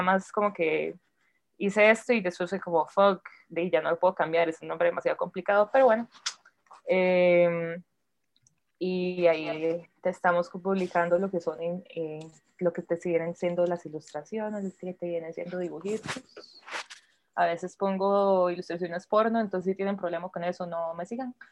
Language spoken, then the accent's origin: Spanish; Turrialba, Cartago, Costa Rica; moved away; yo soy de Turrialba, casi nunca puedo ir, pero cuando voy intento como estar con mi mamá